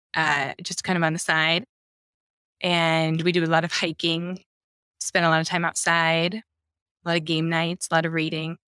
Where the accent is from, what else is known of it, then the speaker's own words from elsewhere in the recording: Iowa, United States; I'm from Iowa